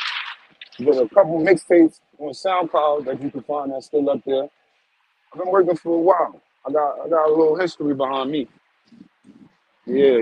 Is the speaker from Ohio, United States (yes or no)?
no; New York City, New York, United States; also born or lived in Guyana / East Hartford, Connecticut; growing up in Guyana and in Brooklyn, being around the whole West Indians and everybody